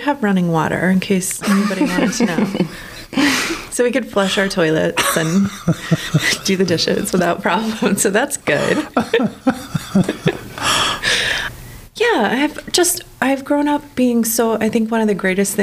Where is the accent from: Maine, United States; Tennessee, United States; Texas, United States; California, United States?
Maine, United States; Hampden; I grew up in Hamden, Maine